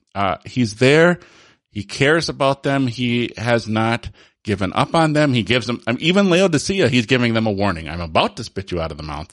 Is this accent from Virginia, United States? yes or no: no; Holland, Michigan, United States; I was born in Holland, Michigan, which is, you know, a huge reformed